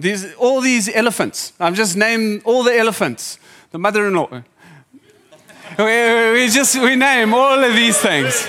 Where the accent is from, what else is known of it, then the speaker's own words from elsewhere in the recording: Zimbabwe; now in Durban, South Africa; I grew up in Zimbabwe